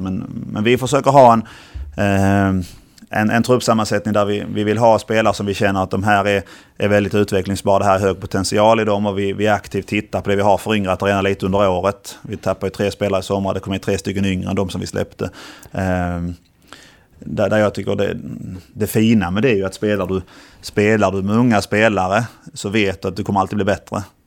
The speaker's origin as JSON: {"language": "Swedish", "town": "Ängelholm", "region": "Skåne", "country": "Sweden", "tie": "born or raised there", "also_born_or_lived": "Helsingborg / Turkey / Halmstad", "said": "jag är skåning och bodde i Skåne till jag var, till jag flyttade till Turkiet som 23-åring"}